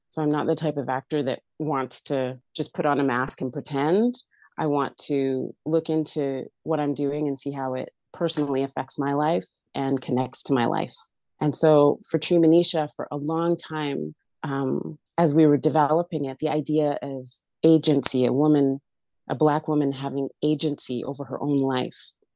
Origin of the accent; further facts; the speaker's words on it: Alberta, Canada; moved away; Born and raised in Alberta. I call myself a prairie chick.